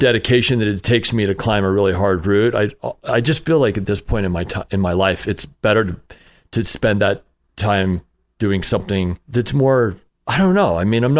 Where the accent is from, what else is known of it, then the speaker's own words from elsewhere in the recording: Utah, United States; I grew up in Utah. Yep.